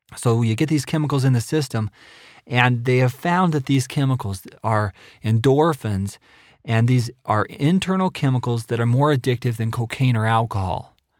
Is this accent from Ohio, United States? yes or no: no; Idaho, United States; moved away as an adult; also born or lived in Nebraska; now in Provo, Utah, United States; I'm originally from Idaho